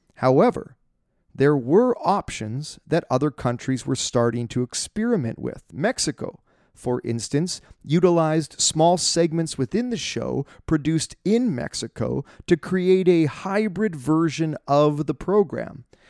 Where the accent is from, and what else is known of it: Canada